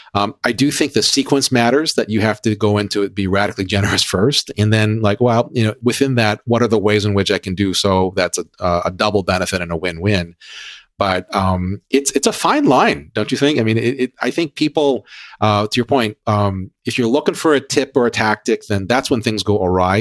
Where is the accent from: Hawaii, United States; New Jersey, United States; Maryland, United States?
Hawaii, United States; growing up in Hawaii